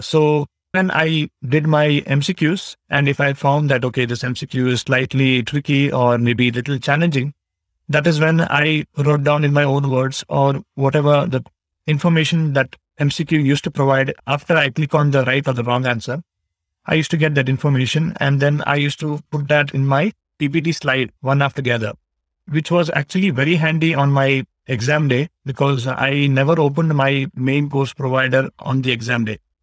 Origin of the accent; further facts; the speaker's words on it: Bangalore, Karnataka, India; I am from Bangalore, Karnataka, India